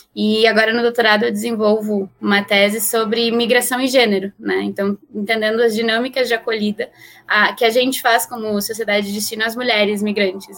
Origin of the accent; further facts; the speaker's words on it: Uruguay; now in Brazil; Eu sou uruguaia e moro no Brasil já há alguns anos